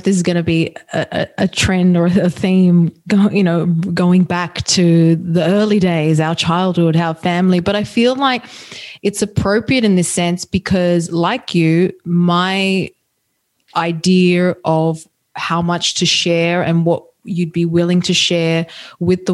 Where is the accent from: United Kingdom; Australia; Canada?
Australia; growing up in Australia, but my parents being from Italy, so Italian heritage